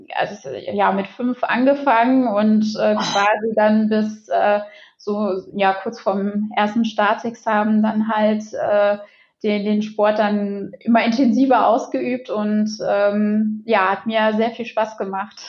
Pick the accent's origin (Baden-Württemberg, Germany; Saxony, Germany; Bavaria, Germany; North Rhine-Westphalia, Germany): North Rhine-Westphalia, Germany; Xanten; also born or lived in Düsseldorf; also ich bin ja in Xanten groß geworden